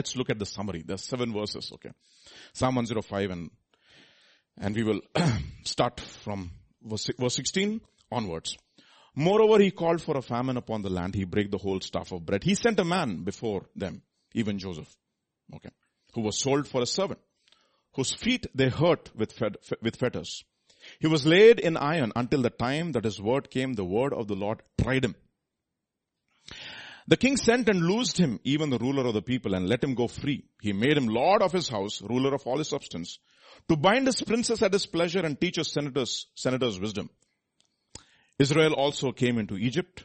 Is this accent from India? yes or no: yes; India; I am from India